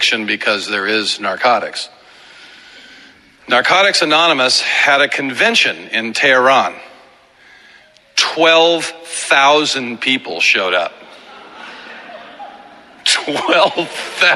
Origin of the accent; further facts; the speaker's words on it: Southern California, United States; We're from Southern California